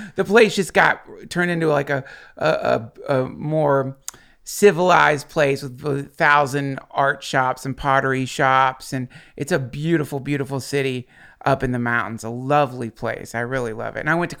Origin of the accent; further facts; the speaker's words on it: Asheville, North Carolina, United States; also born or lived in Georgia; Like, I was born in Georgia and then traveled all over we moved to several different locations when I was growing up. So I landed in Asheville, Hendersonville, North Carolina area, and that's where I went to high school.